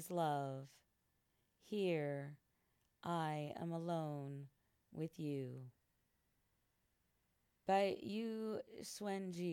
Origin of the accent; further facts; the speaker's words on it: United States; also born or lived in Singapore / France / Philippines; traveled as well throughout my home country of the U.S.